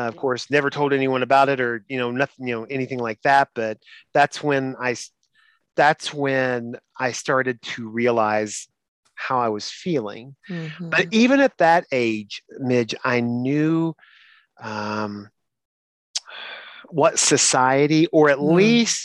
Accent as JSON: {"language": "English", "region": "Eastern Kentucky", "country": "United States", "tie": "born or raised there", "said": "I was from Eastern Kentucky"}